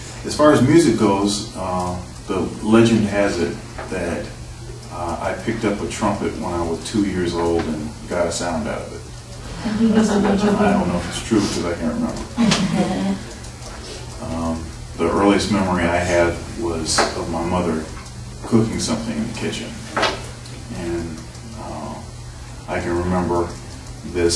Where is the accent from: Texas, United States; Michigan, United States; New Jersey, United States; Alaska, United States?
Michigan, United States; Eaton Rapids; now in Columbus, United States; I was actually born in Columbus, but then my dad's job moved us to pretty close to Lansing, Michigan, which is in the center of the state. And I grew up in Eaton Rapids, actually